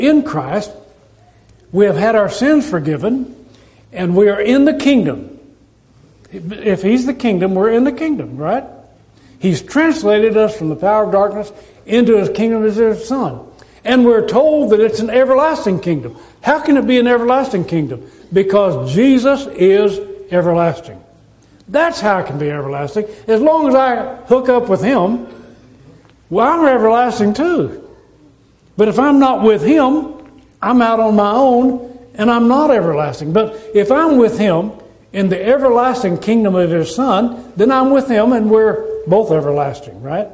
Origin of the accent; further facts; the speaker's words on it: United States; We are citizens of the United States of America